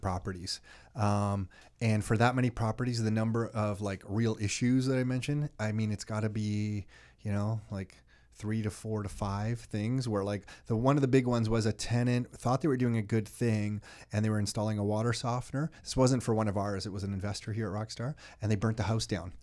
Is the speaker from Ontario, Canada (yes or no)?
yes; Mississauga, Ontario, Canada; I grew up in Mississauga around a lot of Italians